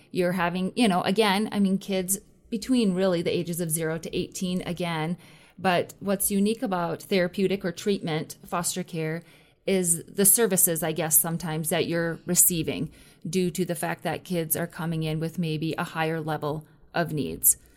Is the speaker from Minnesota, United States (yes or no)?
yes; Minnesota, United States; moved away; I'm originally from Minnesota